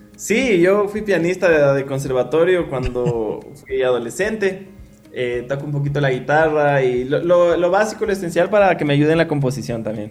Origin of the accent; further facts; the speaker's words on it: Ecuador; nuestras raíces, con que somos ecuatorianos